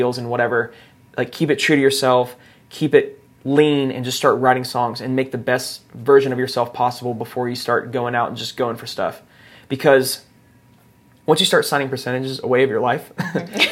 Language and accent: English; Nashville, Tennessee, United States; I grew up here in Nashville